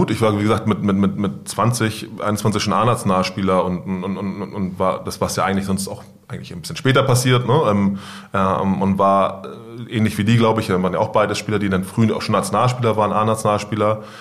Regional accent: Hamburg, Germany; Ich komme aus Wilhelmsburg, ich bin dort aufgewachsen und deswegen glaube ich, habe ich so ein gewisses Verständnis für den Stadtteil

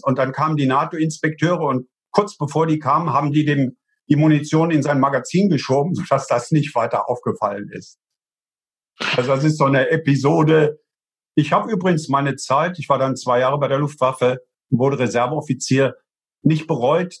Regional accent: Eifel, Rhineland-Palatinate, Germany; Und ich komme ja aus der Eifel. Bei uns sind zwei große äh, Flugplätze

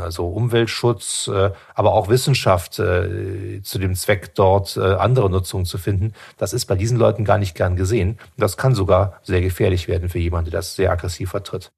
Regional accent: Germany; bei uns in Deutschland

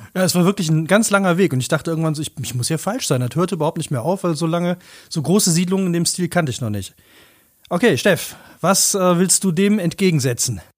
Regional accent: North Rhine-Westphalia, Germany; Ich bin ja selber aus dem Rheinland, aus NRW, wo in meiner Heimat überall Filme gedreht worden sind

